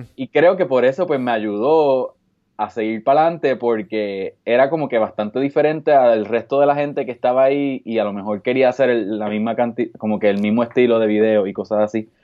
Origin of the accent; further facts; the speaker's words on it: Puerto Rico; moved away as an adult; yo soy el único boricua de la isla